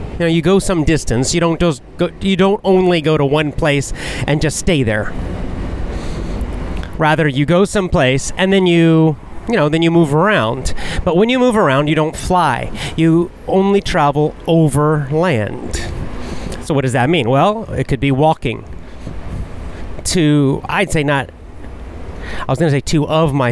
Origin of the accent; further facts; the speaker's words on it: Athens, Georgia, United States; my hometown of Athens, Georgia